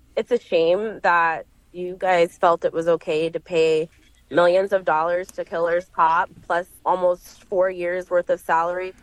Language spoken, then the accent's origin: English; East Coast, United States; now in Seattle, United States; I grew up on the East Coast.